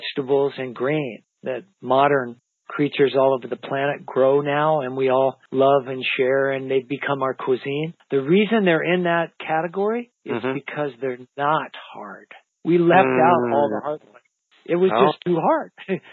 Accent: Idaho, United States; I grew up in Idaho in the high mountains

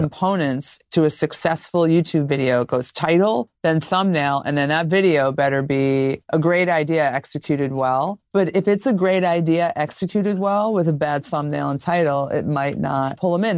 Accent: New York, United States; I'm a New Yorker through and through

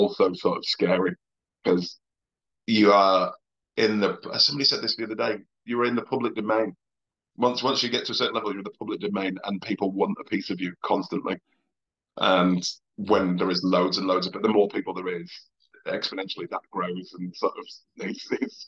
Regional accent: Oldham, North West England, United Kingdom; also born or lived in Liverpool; I'm from Oldham

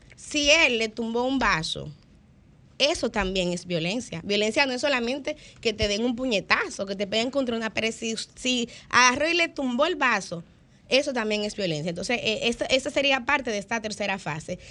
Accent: Santo Domingo, Distrito Nacional, Dominican Republic; yo soy de Villaconsuelo, muy orgullosa de, mi barrio, de mis orígenes

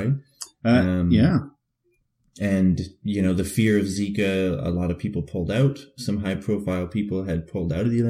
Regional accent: Canada; moved away; as a Canadian

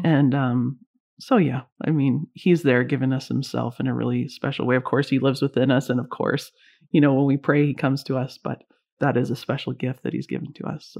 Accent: Canada; also born or lived in Vancouver, British Columbia; I'm Canadian

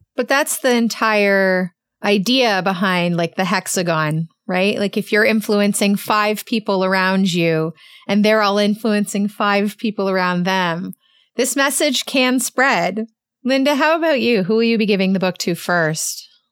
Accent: Canada; I'm Canadian

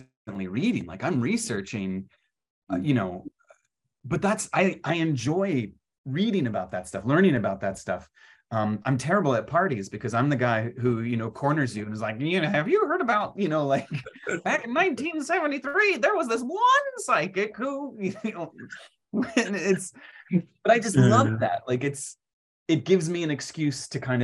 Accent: Virginia, United States; I grew up in Virginia

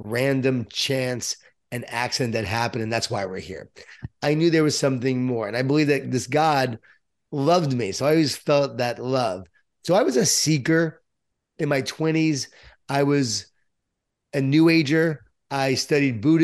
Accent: Long Island, New York, United States; born or raised there

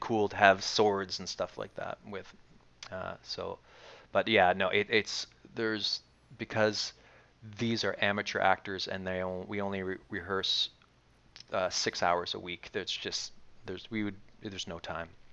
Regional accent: Dartmouth, Nova Scotia, Canada; moved away as an adult; now in Kyiv, Ukraine; we come from Canada where people smile all the time, and Nova Scotia where people smile even more than

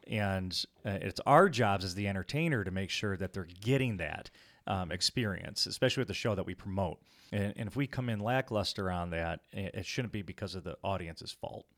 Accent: Rockford, Illinois, United States; we hail from Rockford, Illinois

